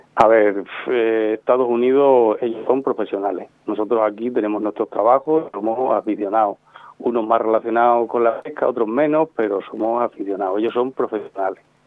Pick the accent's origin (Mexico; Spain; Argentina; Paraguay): Spain; Extremadura; yo soy un extremeño